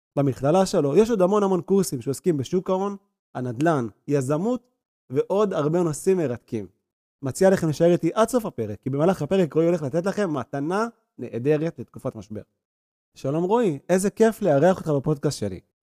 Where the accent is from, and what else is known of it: Israel